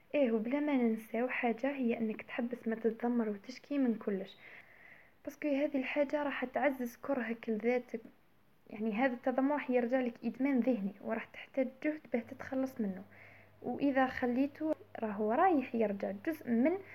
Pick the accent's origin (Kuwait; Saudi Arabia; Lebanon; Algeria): Algeria; المجتمع تاعنا احنا كجزائريين